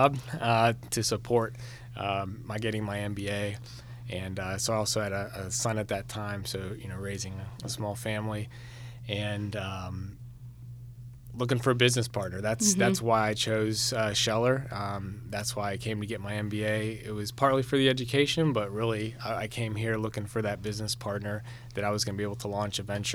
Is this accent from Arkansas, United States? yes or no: no; Newington, Connecticut, United States; now in Georgia, United States; I'm from Newington, Connecticut.